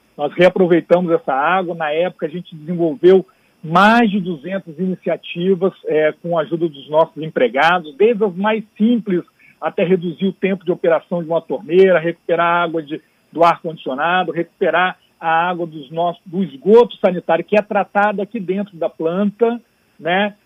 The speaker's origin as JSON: {"language": "Portuguese", "region": "Espírito Santo", "country": "Brazil", "said": "como capixaba, de Espírito Santo"}